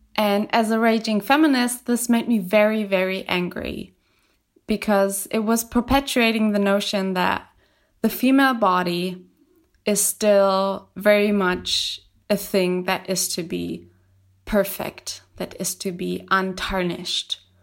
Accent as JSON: {"language": "English", "country": "Germany", "said": "I'm from Germany"}